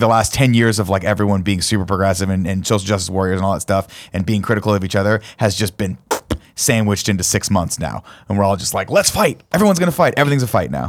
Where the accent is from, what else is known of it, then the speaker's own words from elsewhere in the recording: Inland Empire, California, United States; I'm from the Inland Empire, which they call